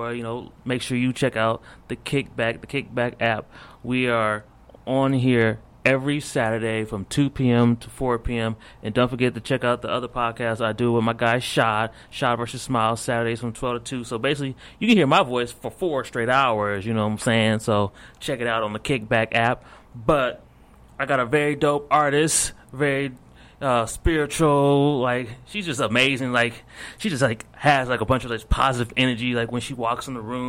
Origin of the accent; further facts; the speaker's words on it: Akron, Ohio, United States; moved away as an adult; now in Dallas, United States; I'm from Akron, Ohio